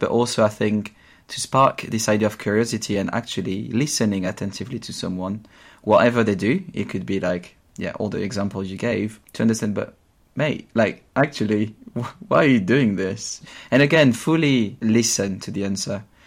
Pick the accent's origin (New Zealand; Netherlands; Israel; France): France; Champagne region, Grand Est; English is a second language; moved away as an adult; now in London, United Kingdom; I grew up in the Champagne region in France where I spent my first 20 years